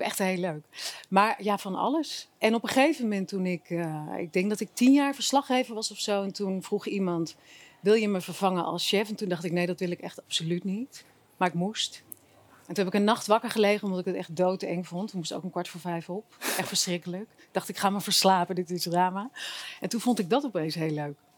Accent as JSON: {"language": "Dutch", "region": "Zeeland", "country": "Netherlands", "moved": "as an adult", "lives_now": "Amsterdam, Netherlands", "said": "ik ben geen Amsterdammer kom oorspronkelijk uit Zeeland, maar ik ben in Amsterdam gaan studeren."}